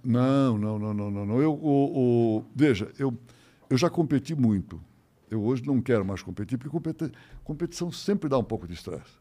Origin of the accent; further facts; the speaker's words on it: São Paulo, Brazil; Meu pai tinha uma vendinha na Rua Vergueiro, no Paraíso, uma vendinha. Tá? E atrás tinha uma, tinha uma edícula. Eu nunca, isso eu nunca vi, mas pelo menos me conta era um negócio, um quartinho. Né? com cozinha, um banheirinho, mas nada. Eu nasci ali.